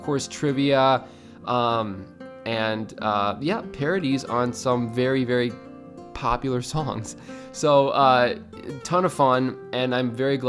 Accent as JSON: {"language": "English", "region": "Midwest", "country": "United States", "said": "I'm from the Midwest, because I say Florida. I don't say the I in Florida"}